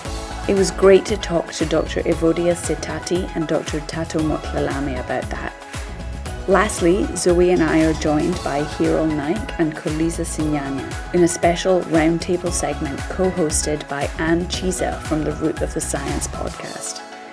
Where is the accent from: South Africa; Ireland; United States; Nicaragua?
South Africa; born there; accent: Scottish; Although I obviously sound like an extra from Outlander, I was born in South Africa.